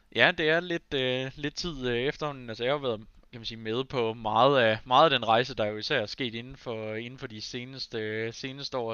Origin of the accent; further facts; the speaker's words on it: Aarhus, Central Denmark Region, Denmark; jeg har alle dage boet i Aarhus